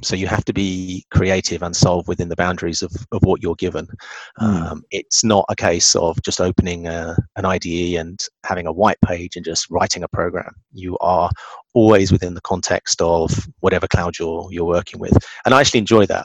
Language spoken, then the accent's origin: English; England, United Kingdom; being English